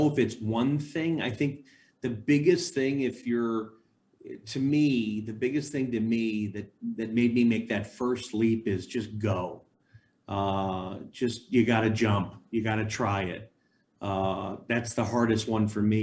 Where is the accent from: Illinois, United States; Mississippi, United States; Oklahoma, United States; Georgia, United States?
Illinois, United States; Chicago; I grew up in Chicago